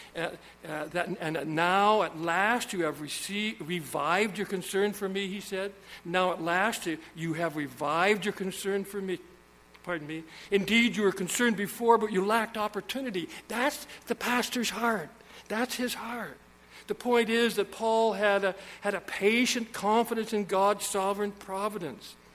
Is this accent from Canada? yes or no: yes; Saskatchewan, Canada; I was born in Saskatchewan.